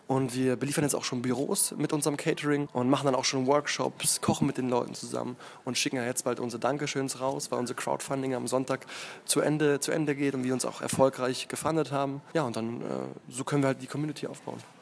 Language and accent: German; Berlin, Germany; Ich bin aus Berlin, in Berlin geboren